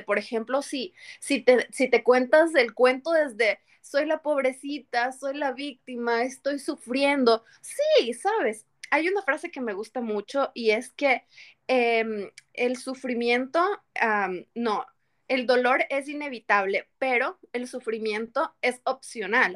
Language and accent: Spanish; Quito, Pichincha, Ecuador; moved away as an adult; now in United States; Soy de, la, de em, Ecuador, de la ciudad de Quito. Vengo de la mitad del mundo